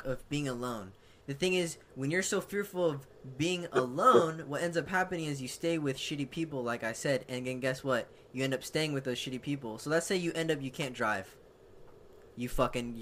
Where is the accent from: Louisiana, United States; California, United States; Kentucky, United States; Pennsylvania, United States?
California, United States; Orange County; I'm from OC.